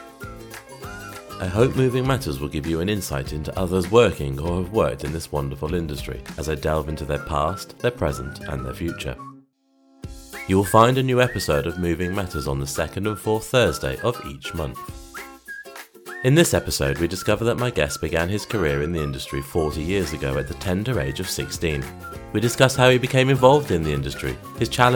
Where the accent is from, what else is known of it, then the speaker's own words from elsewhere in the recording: Shrewsbury, West Midlands, United Kingdom; I'm from Shrewsbury